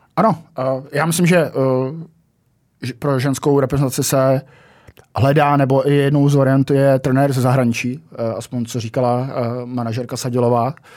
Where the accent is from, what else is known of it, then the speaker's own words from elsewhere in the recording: Jihlava, Vysočina Region, Czechia; že jsem z Jihlavy